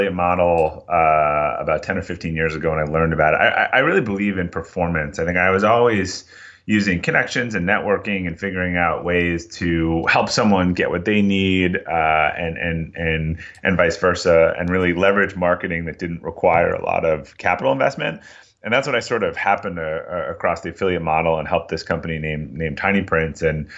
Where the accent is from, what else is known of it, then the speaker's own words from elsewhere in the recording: Boston, Massachusetts, United States; I'm from Boston, and I've made it about two towns from where I grew up, so not too far